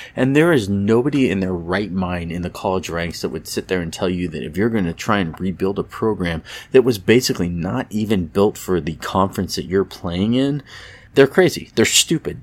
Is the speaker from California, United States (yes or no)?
yes; Petaluma, California, United States; there's actually a statue in my hometown of Petaluma, California